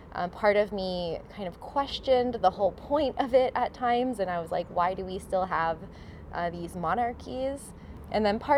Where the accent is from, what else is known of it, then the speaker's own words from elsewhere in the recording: Miami, Florida, United States; Like, I'm from Miami.